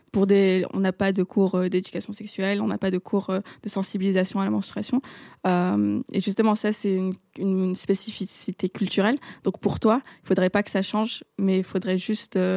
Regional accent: Morocco; dans mon pays natal, le Maroc.

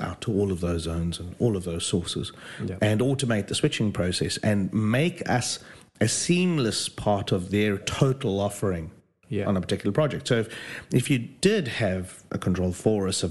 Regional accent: South Africa; moved away as an adult; now in Great Malvern, United Kingdom; I'm from South Africa. Only recently landed in the United Kingdom.

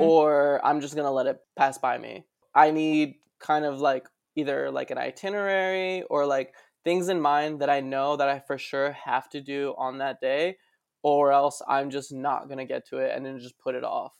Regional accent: West New York, New Jersey, United States; now in Brooklyn, United States; West New York, New Jersey is my hometown

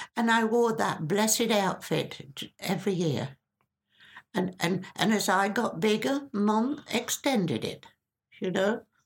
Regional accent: Stilton, East of England, United Kingdom; moved away; I grew up in Stilton

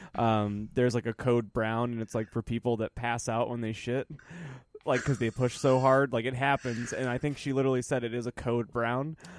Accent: Michigan, United States; I was growing up in Michigan

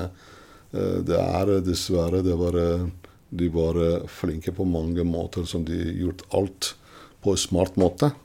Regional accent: Iran; Norwegian is a second language; moved away as an adult; now in Norway; jeg kommer fra Iran

